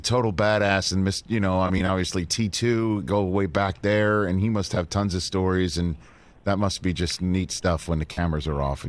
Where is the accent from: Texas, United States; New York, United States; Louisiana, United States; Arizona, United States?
New York, United States; New York City; I'm from Staten Island, New York.